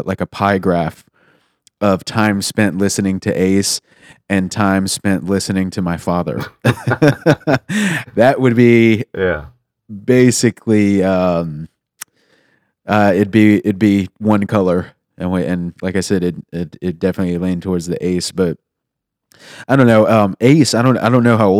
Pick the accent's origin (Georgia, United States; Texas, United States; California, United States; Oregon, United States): Texas, United States; Houston; now in Austin, United States; But I'm from Houston, so I live here for a reason.